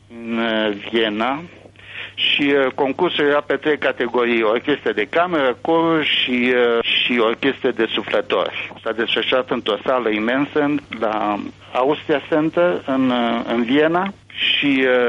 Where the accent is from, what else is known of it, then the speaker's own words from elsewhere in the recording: Romania; now in Israel; nu sunt singur ca român